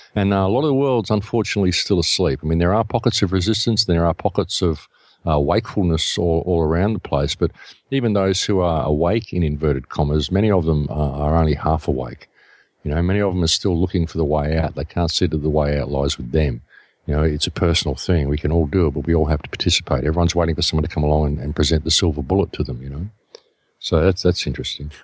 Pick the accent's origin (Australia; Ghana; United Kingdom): Australia; I come from Australia